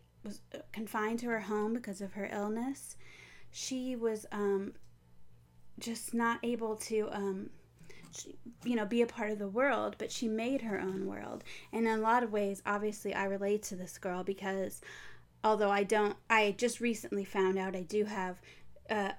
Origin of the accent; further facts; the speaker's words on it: Pensacola, Florida, United States; Pensacola, where I live